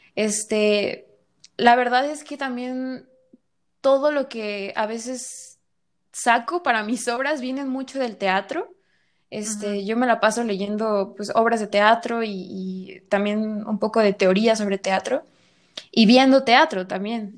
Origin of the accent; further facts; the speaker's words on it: Guadalajara, Jalisco, Mexico; soy de Guadalajara y actualmente este, estoy en Guadalajara